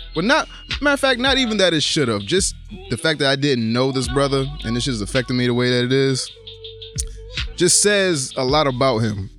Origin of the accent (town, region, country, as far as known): Bridgeport, Connecticut, United States; born or raised there